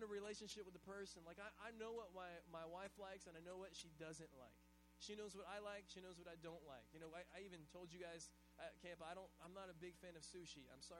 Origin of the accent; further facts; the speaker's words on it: Hawaii, United States; because we're Hawaiian